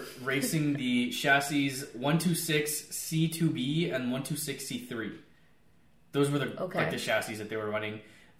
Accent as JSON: {"language": "English", "country": "United States", "said": "I'm American, so Americans say Alan."}